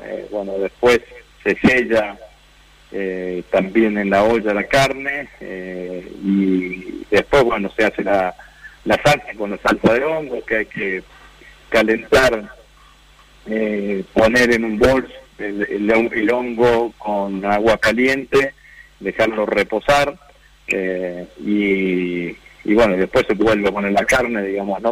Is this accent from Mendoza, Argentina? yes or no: no; Vera, Santa Fe, Argentina; mi pueblo, en Vera